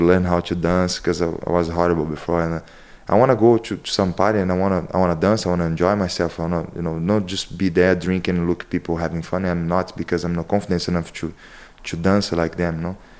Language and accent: English; Rio de Janeiro, Brazil; English is a second language; moved away as an adult; now in Ireland; I'm come from Rio de Janeiro, and it's a very deep and hide city called Chingua.